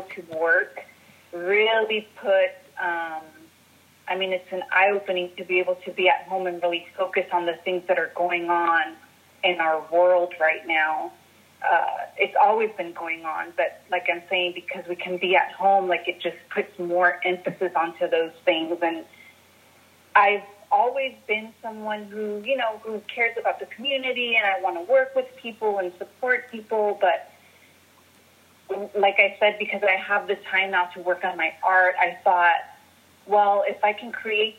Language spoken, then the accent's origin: English; Guanajuato, Mexico; now in San Diego, United States; from Guanajuato, Mexico, currently creating in San Diego, California.